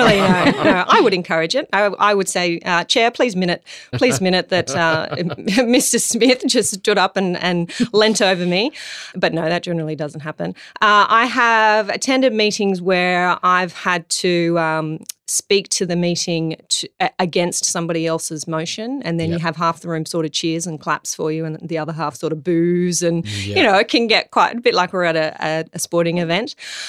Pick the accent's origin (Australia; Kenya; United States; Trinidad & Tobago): Australia; Darlinghurst, New South Wales; Where are you from? To which I say Darlinghurst.